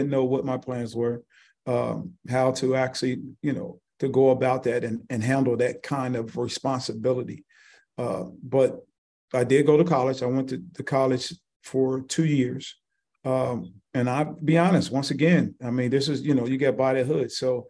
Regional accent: Cincinnati, Ohio, United States; moved away as an adult; also born or lived in Frankfurt, Germany; I'm from Cincinnati.

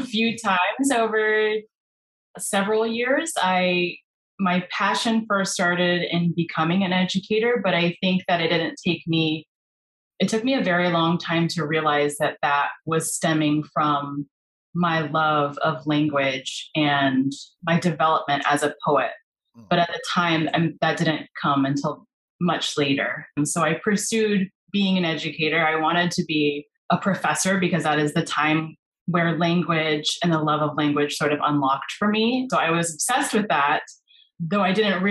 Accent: California, United States; moved away as an adult; also born or lived in Spain / Mexico / South Korea; I am originally from California

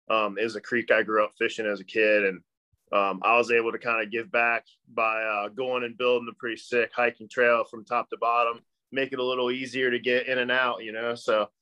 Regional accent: Kentucky, United States; kind of like in that tri-state little area. So super Northern Kentucky. That's why I don't sound like I'm from Kentucky

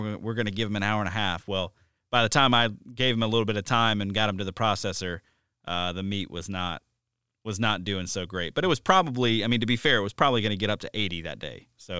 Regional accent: the South, United States; I grew up hunting in the South, and it was really common to shoot a deer when it's way too warm to be shooting deer.

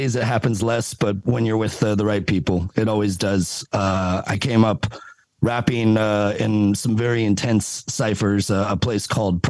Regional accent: Los Angeles, California, United States; moved away as an adult; now in Yokohama, Japan; Actually, I'm from Los Angeles, South Bay, California, but I'm living in Yokohama, Japan.

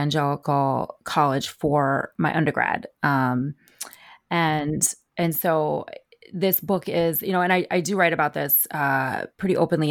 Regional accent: New Jersey, United States; also born or lived in Kentucky; now in Philadelphia, United States; I am based in the Philadelphia area, and I grew up in North Jersey, and so I'm kind of a Northeastern girl, but I spent many years in the South

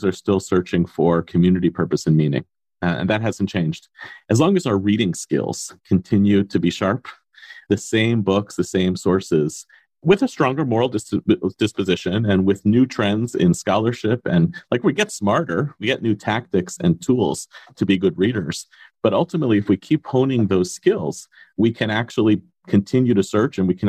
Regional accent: United States; as American Jews

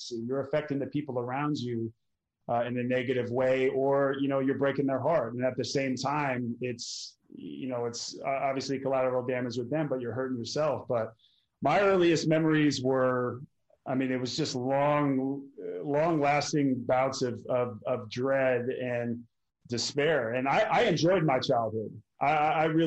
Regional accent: Portland, Oregon, United States; moved away; where I grew up in Portland, Oregon

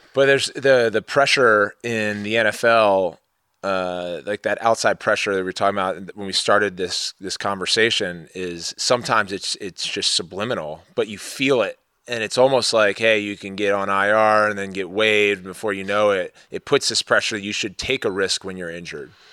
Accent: Maryland, United States; I grew up in Maryland

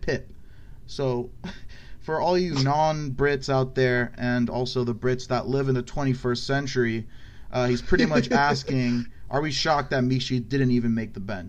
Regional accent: United States; accent: American; I'm just going to read it in my traditional American accent.

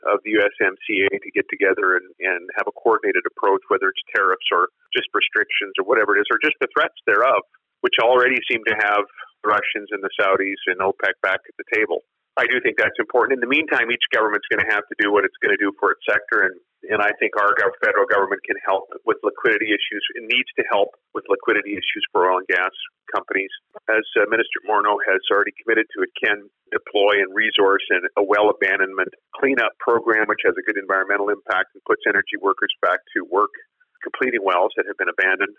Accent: Swift Current, Saskatchewan, Canada; I'm talking to you from, from my hometown of Swift Current

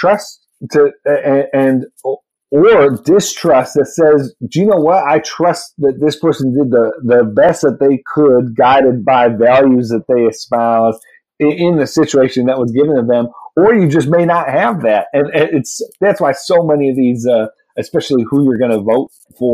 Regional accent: New York, United States; moved away; Gillibrand was my home state senator

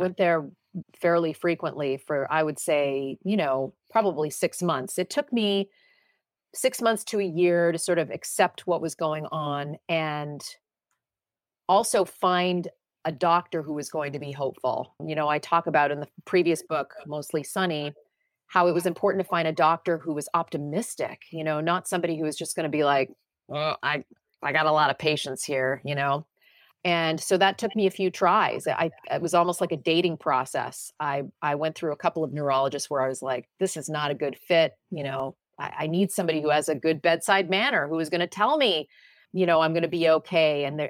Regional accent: Ottawa, Ontario, Canada; moved away as an adult; now in New York City, United States; I'm a kid from Ottawa, Ontario, Canada, and I wanted to come to the US, move to New York City, be a broadcaster.

